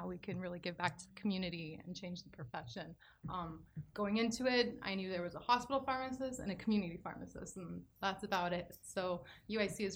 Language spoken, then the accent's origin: English; California, United States; I'm from California